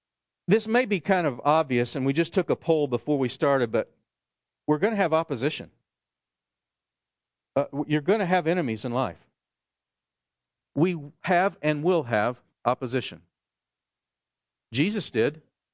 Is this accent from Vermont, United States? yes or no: no; New Jersey, United States; I'm from Jersey, and we're used to, you know, kind of getting onto each other.